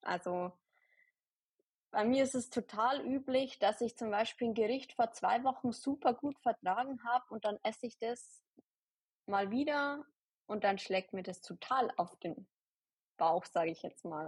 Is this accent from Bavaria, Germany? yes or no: yes; near Ingolstadt, Bavaria, Germany; Ich komme aus der Nähe von Ingolstadt